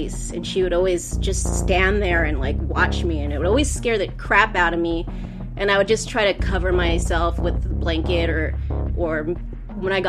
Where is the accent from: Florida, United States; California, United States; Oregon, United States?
California, United States; Los Angeles; I am from Los Angeles, California